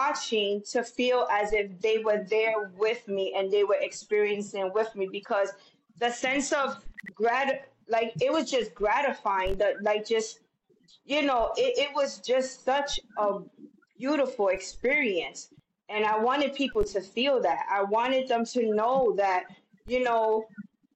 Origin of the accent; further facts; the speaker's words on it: New York City, New York, United States; I'm a girl from the South Bronx. I grew up when they were talking about red top, blue top